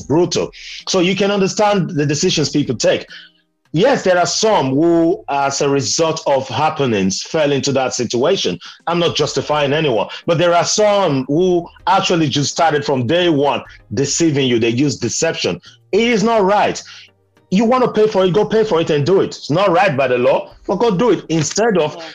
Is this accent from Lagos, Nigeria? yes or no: no; Benin City, Edo, Nigeria; moved away; Although I grew up in Benin, where uh, my first language is meant to be Edo or Ishan, but I don't speak both.